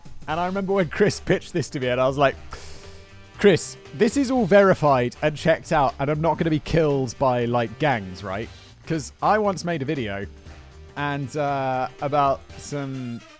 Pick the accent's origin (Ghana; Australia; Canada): Australia; Manly, New South Wales; I grew up in Manly, in the neighbourhood in question, and personally knew or know many of the main players.